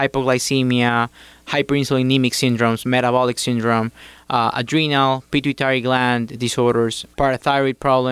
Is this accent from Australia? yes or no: no; Guayaquil, Guayas, Ecuador; moved away as an adult; also born or lived in Morristown, New Jersey / Miami, Florida; now in United States; I attended medical school at Universidad Católica of Guayaquil. That's my hometown.